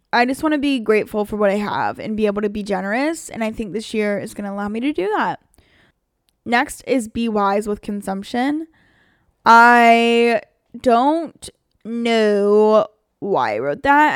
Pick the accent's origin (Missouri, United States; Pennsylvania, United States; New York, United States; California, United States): Pennsylvania, United States; moved away as an adult; now in Los Angeles, United States; I came literally from Amish Town, Pennsylvania